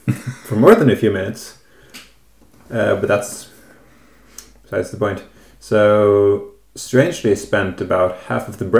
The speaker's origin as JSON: {"language": "English", "town": "Kvinnherad", "region": "Vestland", "country": "Norway", "second_language": "English", "said": "I am from Kvinnherad, which is a municipality in the county of Hordaland in the west of Norway. In the same county as Bergen"}